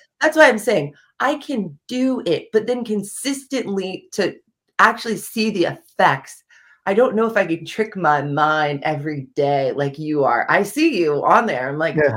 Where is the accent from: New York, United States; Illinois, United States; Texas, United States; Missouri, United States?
Missouri, United States; Kansas City; moved away; I actually grew up in Kansas City, Missouri, so I'm not from the East Coast at all